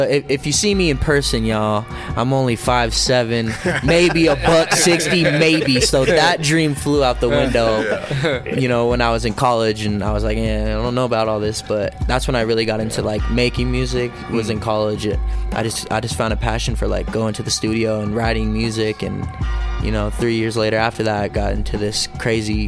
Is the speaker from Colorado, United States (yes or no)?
yes; Denver, Colorado, United States; also born or lived in Arvada, Colorado / Westminster, Colorado / South Dakota; I grew up in South Denver.